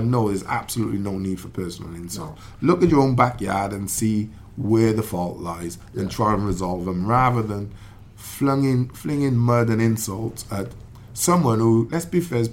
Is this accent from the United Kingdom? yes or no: yes; Wales, United Kingdom